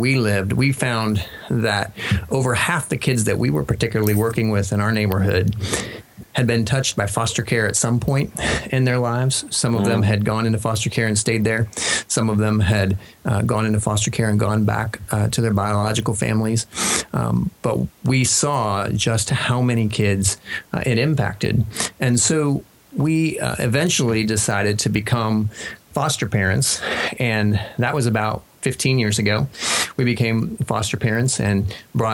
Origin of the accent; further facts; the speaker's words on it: Kansas, United States; moved away as an adult; also born or lived in Denver; We grew up in Kansas.